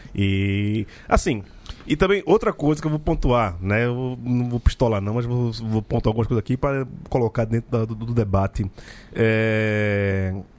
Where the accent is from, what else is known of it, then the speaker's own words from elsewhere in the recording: Jaboatão dos Guararapes, Pernambuco, Brazil; Candeias, que é o melhor lugar do mundo, minha terra natal